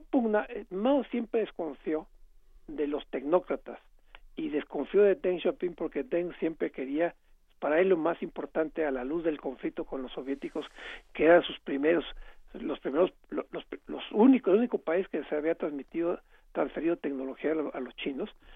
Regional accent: Mexico; yo como mexicano

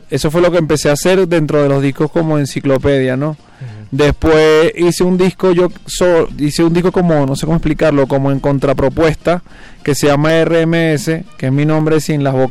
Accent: Venezuela; now in Mexico City, Mexico; Raguayana y yo somos venezolanos.

